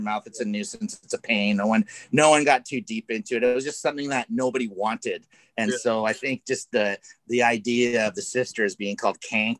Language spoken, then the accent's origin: English; Canada; now in Los Angeles, United States; growing up in Canada, like we all did